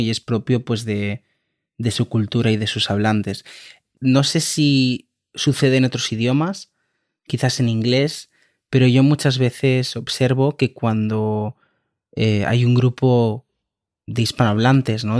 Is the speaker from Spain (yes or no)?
yes; Spain; yo soy de España